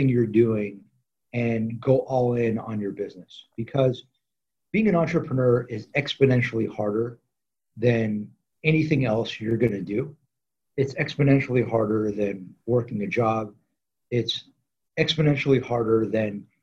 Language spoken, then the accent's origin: English; Los Angeles, California, United States; So I grew up in LA in the San Fernando Valley